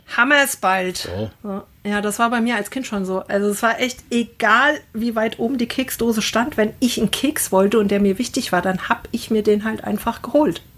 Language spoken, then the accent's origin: German; Wetterau, Hesse, Germany; Ich komme ja aus der Wetterau.